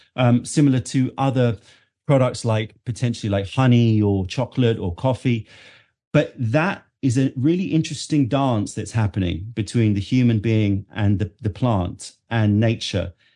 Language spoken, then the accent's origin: English; London, United Kingdom; also born or lived in New York, United States; being born and brought up in London